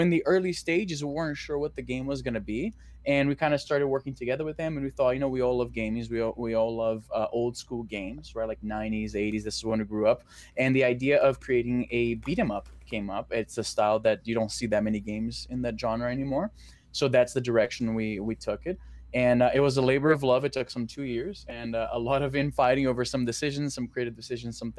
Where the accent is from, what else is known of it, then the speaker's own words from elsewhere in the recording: Brazil; which is in Portuguese because I'm from Brazil.